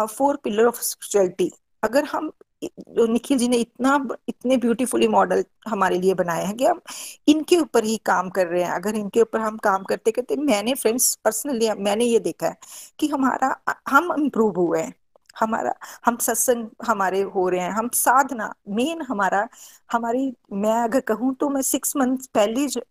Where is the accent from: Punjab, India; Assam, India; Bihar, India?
Punjab, India; Pathankot; now in Bangalore, India; पठानकोट से बेसिकली मैं पठानकोट से हूँ और बेंगलोर में हम सेटल्ड